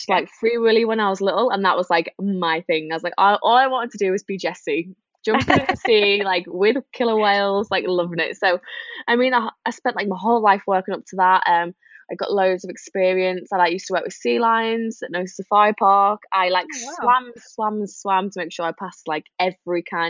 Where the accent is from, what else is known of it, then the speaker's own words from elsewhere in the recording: the Wirral, North West England, United Kingdom; I grew up on the Wirral, which is just the other side of the River Mersey to Liverpool.